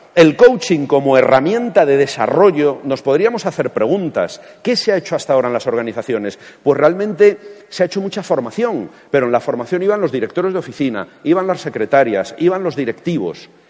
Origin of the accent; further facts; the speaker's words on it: Castilla-La Mancha, Spain; como manchego